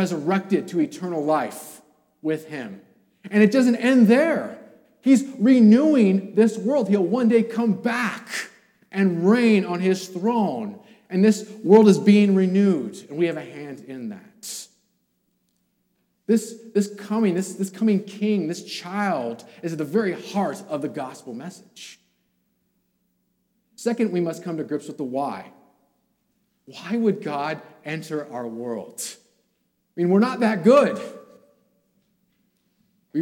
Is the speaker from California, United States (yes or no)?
yes; California, United States; I'm from California.